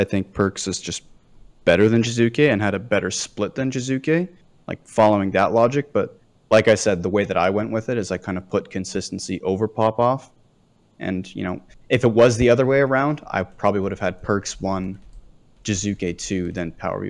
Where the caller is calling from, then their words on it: San Antonio, Texas, United States; San Antonio, Texas.